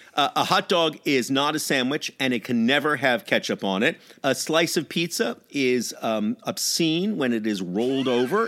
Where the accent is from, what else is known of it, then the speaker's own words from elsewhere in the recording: New York, United States; I am a New Yorker